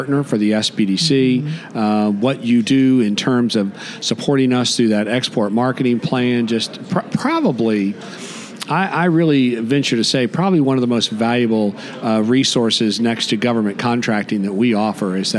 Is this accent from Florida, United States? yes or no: yes; Treasure Coast, Florida, United States; I come from the Treasure Coast